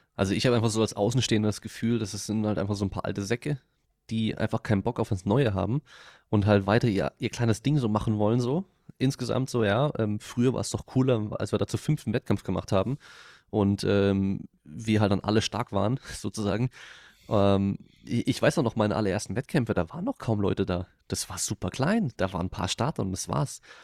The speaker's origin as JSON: {"language": "German", "town": "Freiburg", "region": "Baden-Württemberg", "country": "Germany", "moved": "yes", "said": "ich komme ursprünglich aus Freiburg, also halt eine Dreiviertelstunde von dort"}